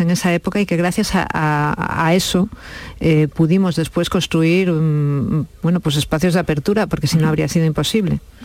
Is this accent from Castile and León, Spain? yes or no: yes; León, Castile and León, Spain; now in Ciudad Real, Spain; Yo vivo en Ciudad Real y mi madre en, León, somos de León